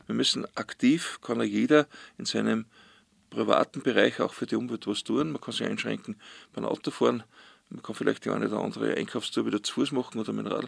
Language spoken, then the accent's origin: German; Ausseerland, Styria, Austria; bin ich auf See aufgewachsen